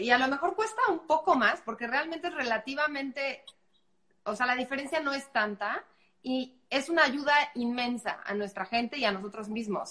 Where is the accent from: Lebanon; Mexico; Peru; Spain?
Mexico